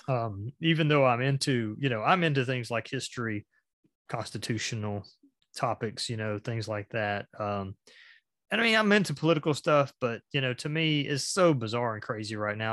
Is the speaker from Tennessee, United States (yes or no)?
no; a little small town in Georgia, United States; born or raised there